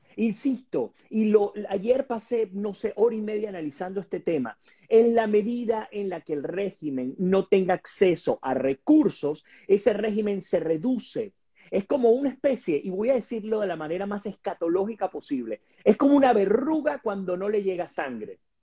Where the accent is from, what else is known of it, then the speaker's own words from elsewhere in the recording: Guayana, Bolívar, Venezuela; vengo de Guayana, donde estaba la hidroeléctrica